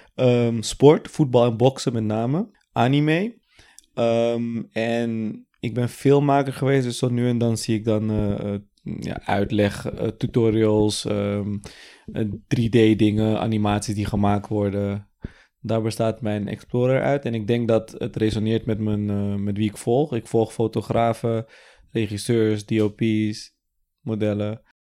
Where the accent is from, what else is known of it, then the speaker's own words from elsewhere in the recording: Amsterdam, North Holland, Netherlands; 32, geboren en getogen in Amsterdam.